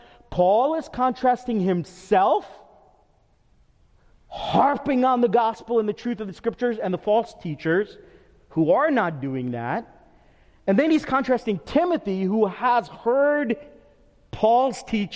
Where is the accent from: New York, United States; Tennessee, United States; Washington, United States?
New York, United States; moved away; I'm from New York